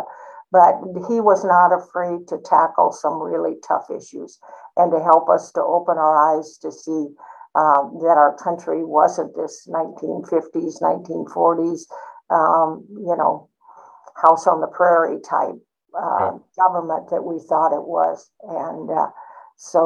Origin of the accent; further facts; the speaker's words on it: Alaska, United States; we're both from Alaska